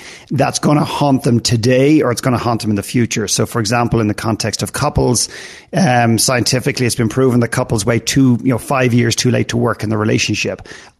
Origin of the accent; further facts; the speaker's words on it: Ireland; also born or lived in Canada; now in United States; I lived in Canada for 9 years. I'm from Ireland originally, and I live and work here now.